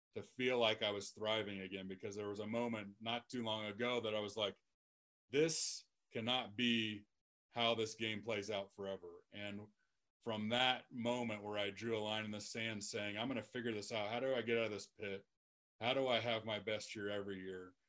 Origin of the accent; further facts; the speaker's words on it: Lexington, Nebraska, United States; moved away; my hometown of Lexington, Nebraska